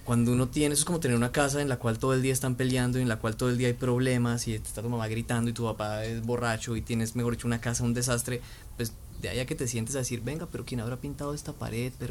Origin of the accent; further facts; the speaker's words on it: Colombia; pocas veces nos hemos puesto a preguntarnos qué somos colombianos, qué, somos, qué es lo que significa ser colombiano, eh, darle valor al ser colombiano, entender nuestra historia, el de dónde venimos